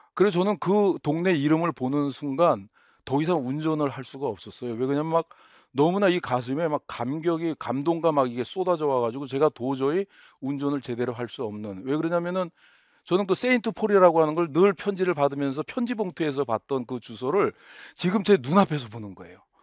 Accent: South Korea; moved away as an adult; also born or lived in Ohio, United States; 한국 돌아갈 수도 없고

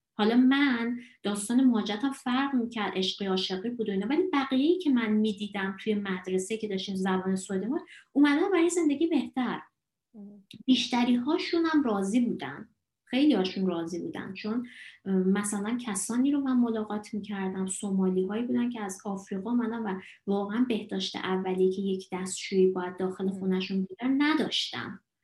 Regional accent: Iran; also born or lived in Dalarna, Sweden; now in Sweden; من از ایران میام

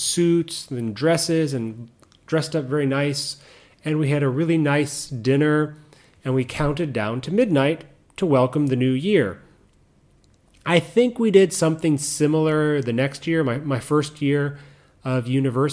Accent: Chicago, Illinois, United States; Chicago, my hometown, whatever, if you'll call it my hometown

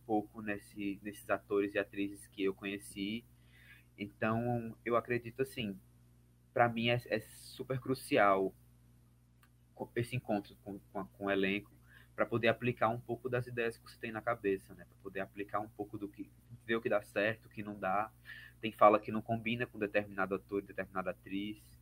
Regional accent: Alagoas, Brazil; also born or lived in Cachoeira, Bahia; sou alagoano, vivo e trabalho em Alagoas

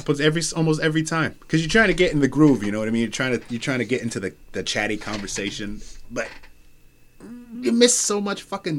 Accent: United States; I'm American.

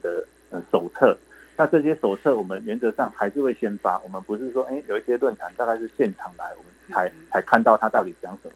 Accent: Yilan County, Taiwan; 我们宜兰人是很好客

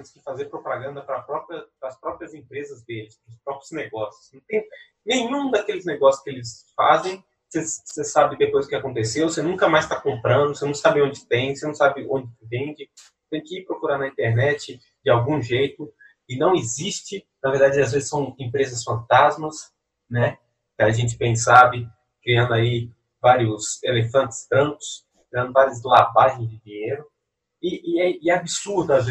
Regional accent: Belo Horizonte, Minas Gerais, Brazil; e a gente é de Belo Horizonte, não tem praia, então a gente usa daqui.

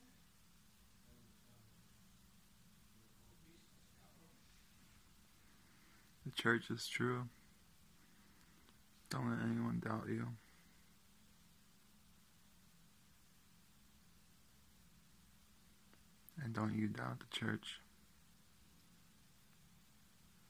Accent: Salt Lake City, Utah, United States; I was born in Salt Lake City, Utah

